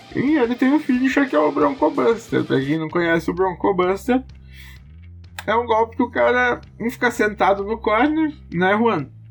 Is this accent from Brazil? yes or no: yes; Brazil